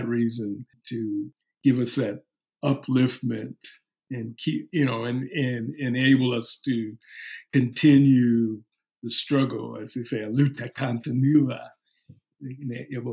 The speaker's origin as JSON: {"language": "English", "town": "Los Angeles", "region": "California", "country": "United States", "tie": "born or raised there", "also_born_or_lived": "New York", "moved": "yes", "said": "my hometown, L.A."}